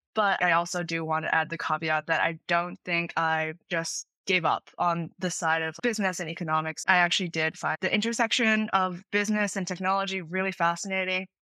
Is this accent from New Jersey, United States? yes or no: yes; Princeton Junction, New Jersey, United States; I am from Princeton Junction, New Jersey. I attended a prestigious public high school in the area